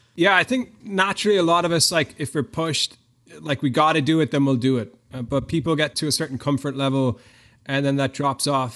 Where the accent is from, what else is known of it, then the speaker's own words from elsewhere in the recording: Ireland; moved away as an adult; I'm from Ireland. I grew up, uh, in a pretty normal Irish family.